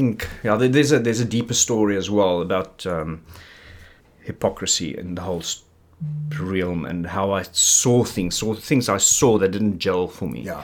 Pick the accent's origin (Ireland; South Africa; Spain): South Africa; Springs, Gauteng; also born or lived in Kimberley / Brakpan; I grew up, the first part of my life until I was about 10 years was in Springs.